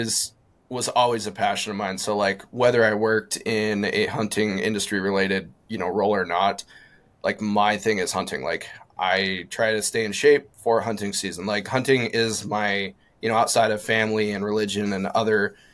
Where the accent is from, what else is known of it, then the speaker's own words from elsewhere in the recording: Eastern Montana, United States; now in Western Montana, United States; I'm originally from Eastern Montana and moved out to Western Montana when I started working for OnX